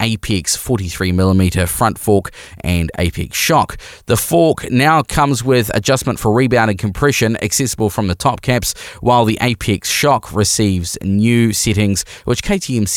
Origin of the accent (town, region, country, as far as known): New Zealand